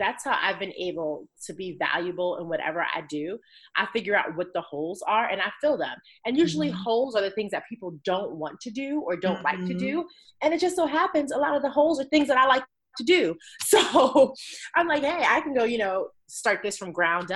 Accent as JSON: {"language": "English", "town": "New York City", "region": "New York", "country": "United States", "moved": "as an adult", "lives_now": "Charlotte, United States", "said": "I'm from New York. I'm from Queens"}